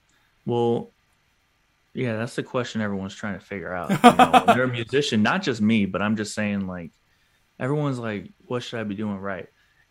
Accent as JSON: {"language": "English", "town": "Atlanta", "region": "Georgia", "country": "United States", "said": "I want the drop to be 404 to start because I'm from Atlanta. That's our area code."}